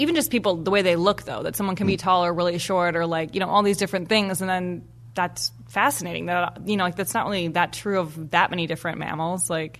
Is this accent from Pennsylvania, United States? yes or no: no; Evanston, Illinois, United States; moved away; anytime I go home, I really realize how lucky I was to have grown up there.